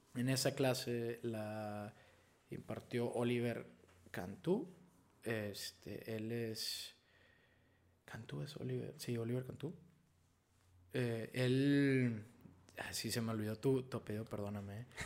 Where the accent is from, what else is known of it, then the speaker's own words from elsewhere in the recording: Piedras Negras, Coahuila, Mexico; moved away as an adult; also born or lived in Eagle Pass, Texas / Monterrey / Mexico City; yo soy de aquí, de Piedras Negras, Coahuila, nací en, en Eagle Pass, Texas, pero soy orgullosamente de aquí de Piedras, igual que mis papás y mis hermanos